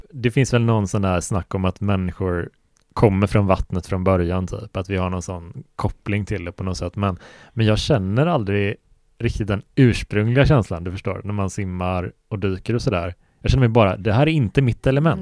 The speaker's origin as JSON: {"language": "Swedish", "country": "Sweden", "tie": "born or raised there", "said": "det finns en sjö som heter Helsjön ganska nära där jag växte upp, som är fem kilometer bort"}